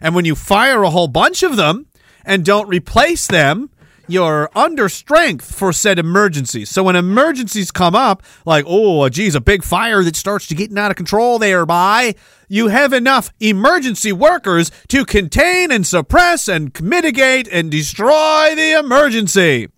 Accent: Toronto, Ontario, Canada; You know the Toronto people. I'm from Toronto. We all call it Toronto.

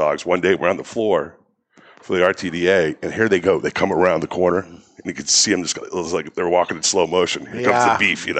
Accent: Daytona Beach, Florida, United States; moved away as an adult; also born or lived in Washington, D.C. / Nashville / Philadelphia; I grew up in Florida, Daytona Beach, went to Lopez, went off to Catholic University in Washington, D.C., played football and lacrosse, Division III

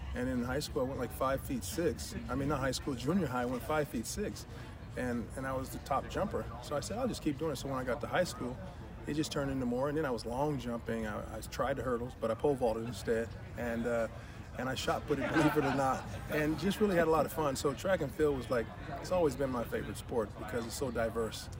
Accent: Santa Barbara, California, United States; I was brought up in Santa Barbara, California

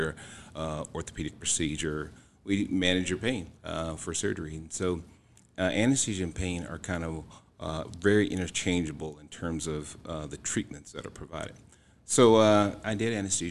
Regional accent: Houston, Texas, United States; moved away; I am originally from Houston, Texas, and I've been here for almost 18 years now

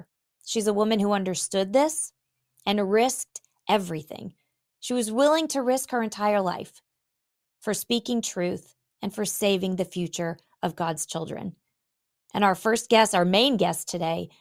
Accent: Illinois, United States; Illinois, my home state

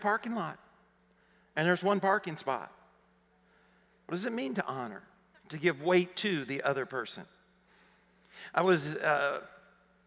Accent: Arkansas, United States; accent: southern; moved away as an adult; I grew up in Arkansas. And I assumed she was hearing my southern accent.

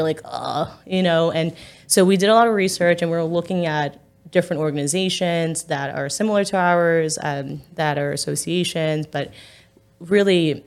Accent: New York City, New York, United States; now in Staten Island, United States; I'm from Park Slope

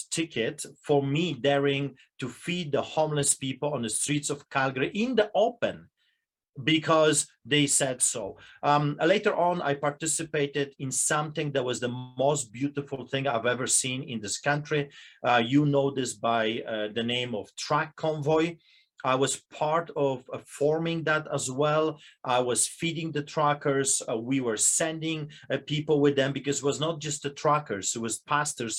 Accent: Poland; now in Canada; I'm a Polish immigrant. I grew up under propaganda

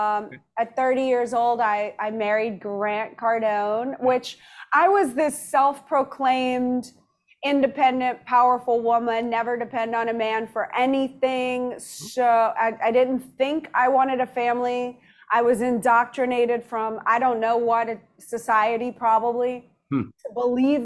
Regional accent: New Orleans, Louisiana, United States; moved away; also born or lived in Madrid, Spain; I was reared in New Orleans from 1 until

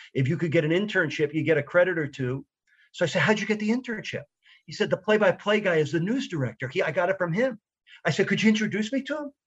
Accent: New York, United States; I grew up in New York listening to, you know, Merle Harmon call Jets games on radio

